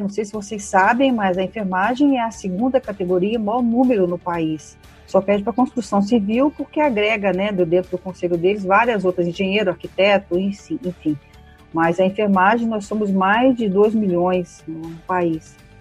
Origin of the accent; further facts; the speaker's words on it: São Paulo, Brazil; eu sou aqui de São Paulo